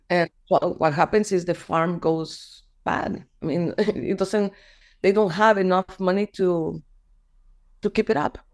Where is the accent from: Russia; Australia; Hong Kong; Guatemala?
Guatemala; also born or lived in Florida; I am this person from Guatemala